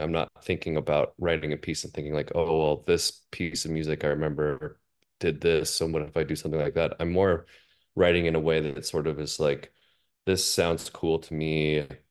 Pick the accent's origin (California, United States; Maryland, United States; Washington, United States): Washington, United States; Seattle; moved away as an adult; I grew up in Seattle really my, my whole life.